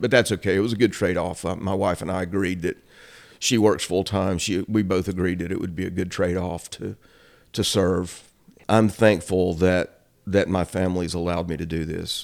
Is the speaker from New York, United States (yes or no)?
no; Shelby, North Carolina, United States; also born or lived in Boone, North Carolina / California; now in Cherryville, United States; I was actually born in Boone. My dad was in college there. we moved back to Cleveland County, so I grew up in Shelby